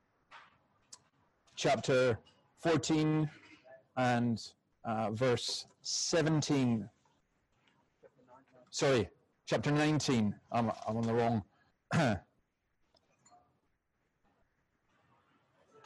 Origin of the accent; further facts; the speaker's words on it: Scotland, United Kingdom; I'm Scottish